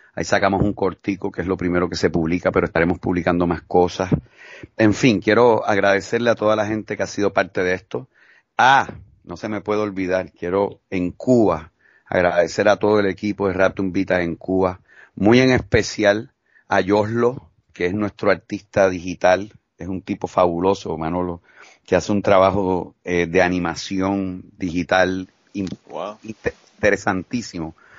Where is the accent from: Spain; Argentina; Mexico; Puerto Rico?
Puerto Rico; fuimos los puertorriqueños